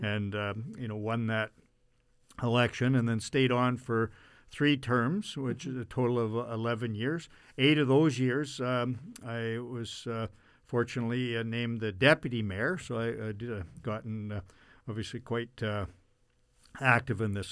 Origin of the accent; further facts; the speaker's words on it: Brandon, Manitoba, Canada; I was born here in 1959